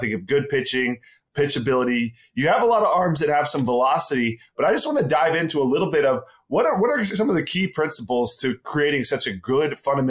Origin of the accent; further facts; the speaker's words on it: Dallas-Fort Worth area, Texas, United States; growing up in the Dallas-Fort Worth area